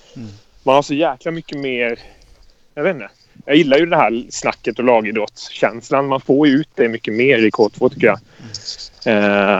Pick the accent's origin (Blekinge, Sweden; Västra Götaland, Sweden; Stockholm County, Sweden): Blekinge, Sweden; Karlskrona; Jag kommer från Karlskrona